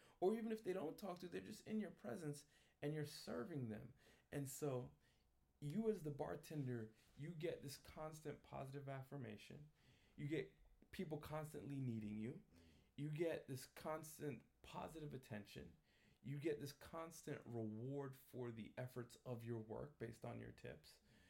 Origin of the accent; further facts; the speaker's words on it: New York, United States; My family's from Jamaica. I was born and raised in New York.